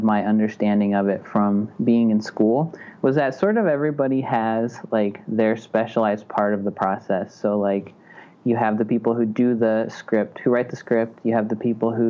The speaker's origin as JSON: {"language": "English", "town": "Butte", "region": "Montana", "country": "United States", "also_born_or_lived": "Chicago / Missoula, Montana", "said": "I'm from Butte, Montana, which is like an hour and a half away from Missoula"}